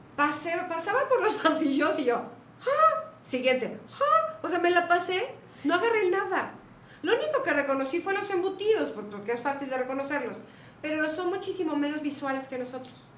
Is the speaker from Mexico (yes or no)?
yes; Mexico; moved away; soy mexicana